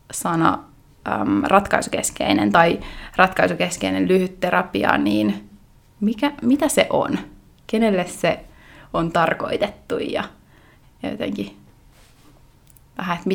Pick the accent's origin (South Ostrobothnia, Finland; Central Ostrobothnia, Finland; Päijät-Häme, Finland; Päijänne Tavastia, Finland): Päijät-Häme, Finland; Lahti; now in Vienna, Austria; Ja, joo, mä oon periaatteessa lahtelainen, mutta sitten mä oon niin pitkään Viinissä, että mä oon myös viiniläinen.